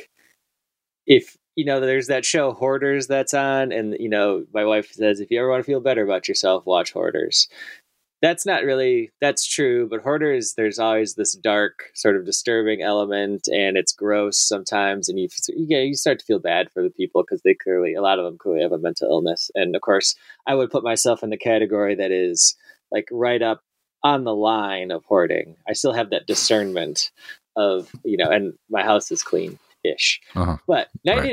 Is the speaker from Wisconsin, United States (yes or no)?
yes; Wisconsin, United States; moved away as an adult; now in the South, United States; my home state of Wisconsin